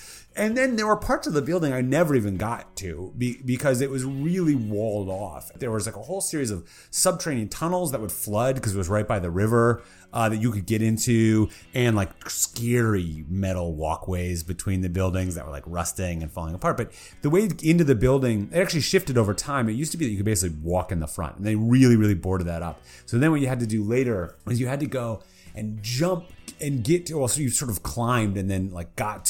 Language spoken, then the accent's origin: English; Minneapolis, Minnesota, United States; I was born in Minnesota. I moved around, but I ended up back in Minneapolis when I was like 10. So growing up, as I became a young teen